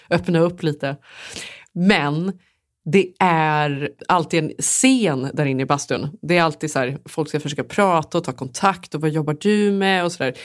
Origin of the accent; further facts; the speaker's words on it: Sweden; moved away; som svensk